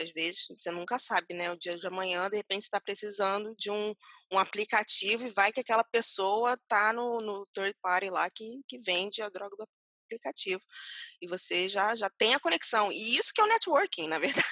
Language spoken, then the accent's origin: Portuguese; Rio de Janeiro, Brazil; moved away; eu sou carioca